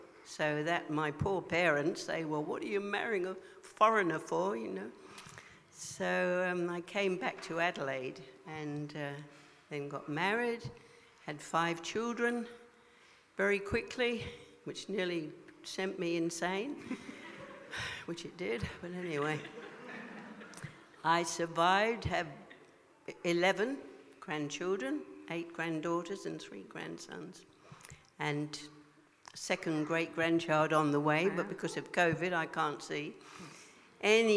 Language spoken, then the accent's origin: English; England, United Kingdom; also born or lived in Hong Kong; My father, my family were in the army, so I grew up in a kind of a rigid kind of environment in England